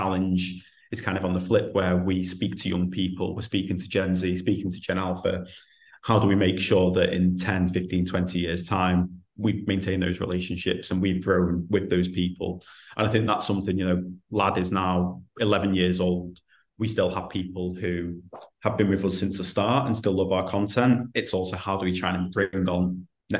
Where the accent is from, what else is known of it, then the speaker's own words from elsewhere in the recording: the Northwest, North West England, United Kingdom; I'm from the Northwest